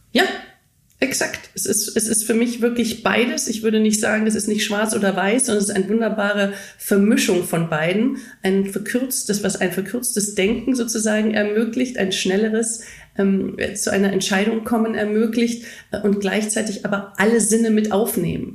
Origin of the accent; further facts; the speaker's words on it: Germany; Deutsche in den klassischen deutschen Unternehmen